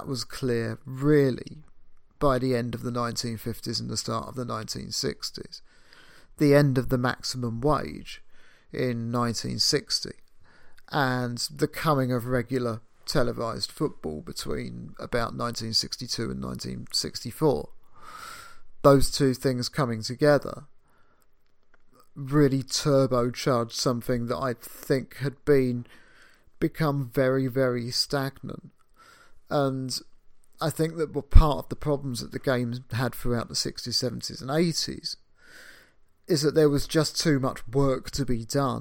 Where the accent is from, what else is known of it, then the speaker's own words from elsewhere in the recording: United Kingdom; that's just me being British